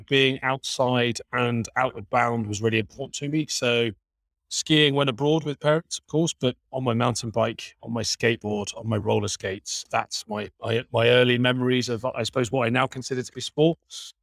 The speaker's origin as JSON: {"language": "English", "area": "Berkshire", "region": "South East England", "country": "United Kingdom", "tie": "born or raised there", "said": "I grew up in the south of England, in Berkshire."}